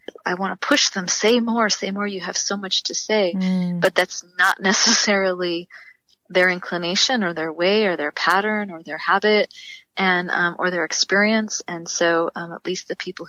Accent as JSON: {"language": "English", "town": "San Diego", "region": "California", "country": "United States", "tie": "born or raised there", "also_born_or_lived": "Riverside / Redlands", "said": "I was born in San Diego. I've lived most of my adult life here in my growing up years and adult life, you know, locally, Southern California, Riverside, Redlands"}